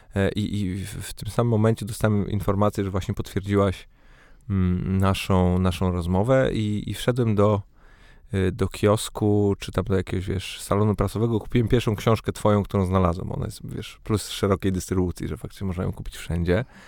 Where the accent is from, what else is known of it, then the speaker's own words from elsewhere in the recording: Poznań, Greater Poland, Poland; now in Warsaw, Poland; urodziłem się w Poznaniu, mieszkam w Warszawie